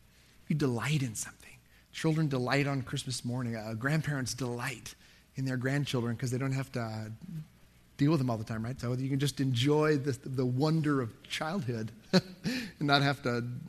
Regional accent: Dallas, Texas, United States; also born or lived in Lubbock; But I grew up in Dallas and lived in Lubbock. I was used to open spaces, right?

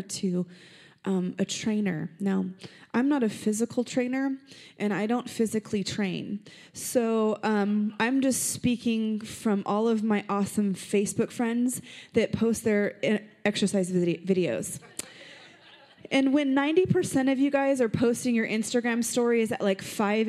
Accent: Las Vegas, Nevada, United States; I'm from Vegas. I'm born here, and it's my city.

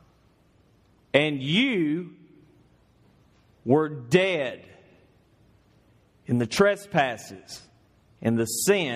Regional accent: Northeast Georgia, United States; moved away as an adult; now in Louisville, United States; I'm from Northeast Georgia.

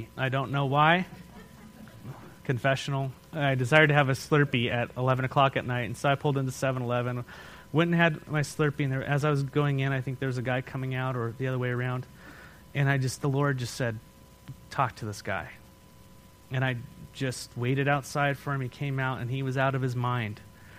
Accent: Escondido, California, United States; I'm like, that's where we're from. That's where we came here from.

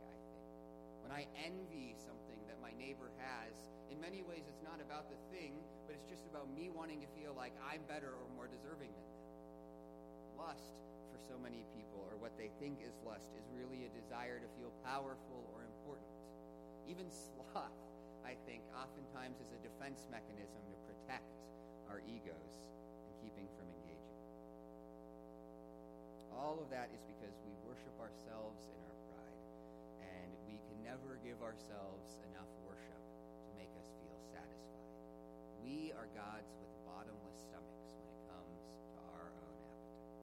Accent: United States; I'm an American.

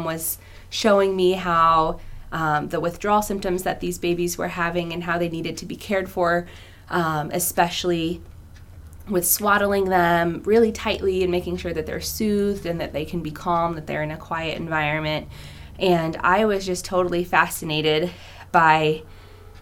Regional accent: Illinois, United States; also born or lived in California; I grew up in Illinois most of the time

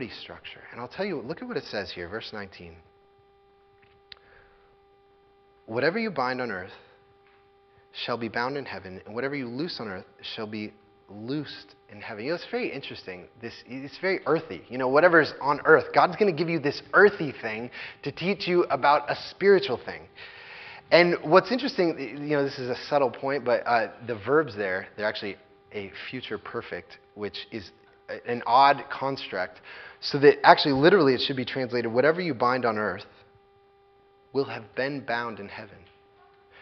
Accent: United States; as American evangelical Christians

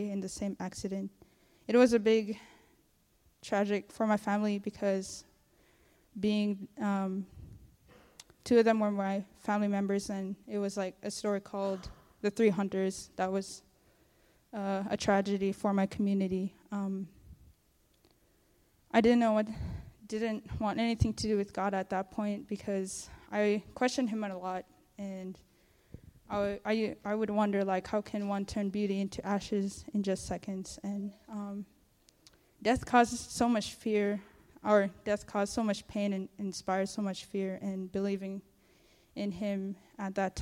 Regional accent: Togiak, Alaska, United States; I'm from Togiak, Alaska, and it's in the Bristol Bay region

